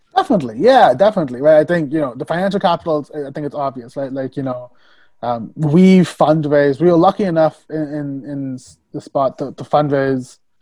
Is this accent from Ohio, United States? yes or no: no; Tennessee, United States; moved away as an adult; now in New York, United States; I I grew up in Tennessee